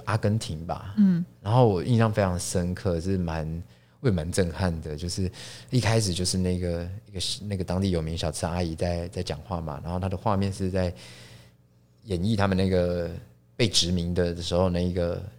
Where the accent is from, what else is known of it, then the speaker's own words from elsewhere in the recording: Taipei, Taiwan; 我是一个台北人，我连过年回乡的那种经验都不是都没有。